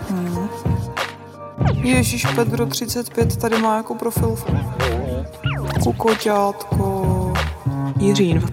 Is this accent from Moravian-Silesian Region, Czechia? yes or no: no; Česká Třebová, Pardubice Region, Czechia; Já jsem z Českých Třebový.